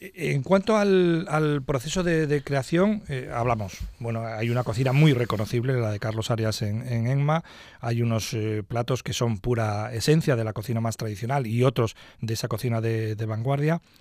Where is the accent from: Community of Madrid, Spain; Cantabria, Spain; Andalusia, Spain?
Cantabria, Spain; nuestra región